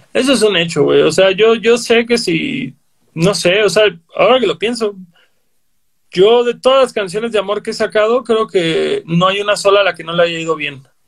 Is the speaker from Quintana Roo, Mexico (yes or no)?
yes; Cancún, Quintana Roo, Mexico; creciendo en Cancún éramos 30 morros que oíamos punk melódico